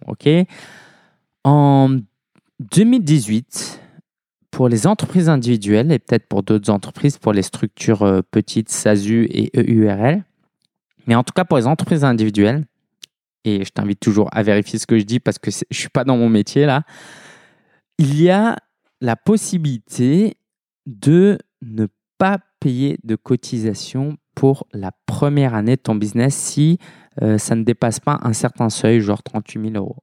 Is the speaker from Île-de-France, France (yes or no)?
yes; Paris, Île-de-France, France; je suis parisien